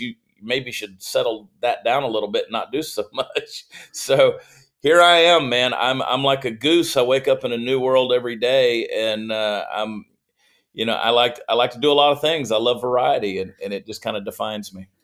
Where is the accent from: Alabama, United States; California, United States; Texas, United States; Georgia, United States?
Georgia, United States; Augusta; moved away as an adult; also born or lived in New Jersey / Columbia, South Carolina; I was born in New Jersey, but I only lived there about four months of my life, and then they mm. moved to Augusta, Georgia, which was my mother's hometown. My father was a South Carolinian, my mother was a Georgian, and she won out. So uh, grew up in Georgia